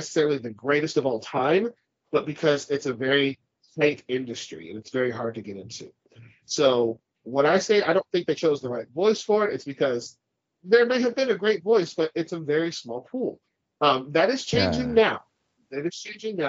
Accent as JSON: {"language": "English", "country": "United States", "tie": "born or raised there", "said": "I grew up in the States"}